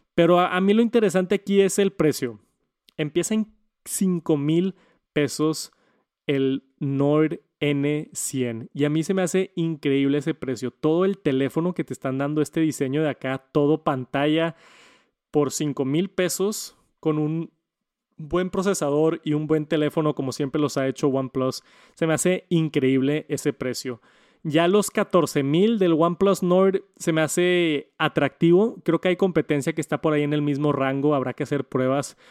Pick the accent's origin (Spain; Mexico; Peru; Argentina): Mexico; como mexicano